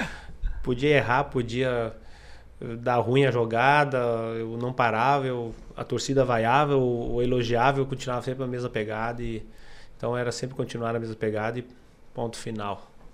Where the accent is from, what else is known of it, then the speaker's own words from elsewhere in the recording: Aratiba, Rio Grande do Sul, Brazil; Sou de Aratiba, sou gaúcho.